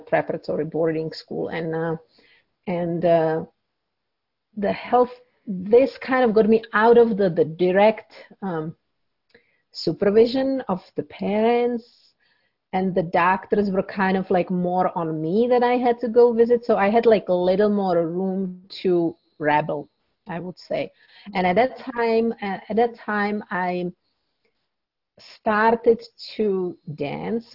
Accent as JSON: {"language": "English", "country": "Czechia", "tie": "born or raised there", "moved": "yes", "said": "I grew up in Czech Republic"}